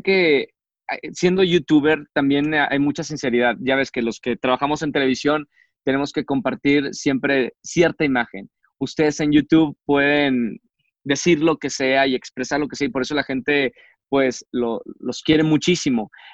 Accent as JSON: {"language": "Spanish", "town": "Monterrey", "region": "Nuevo León", "country": "Mexico", "moved": "yes", "said": "mi tierra, Monterrey"}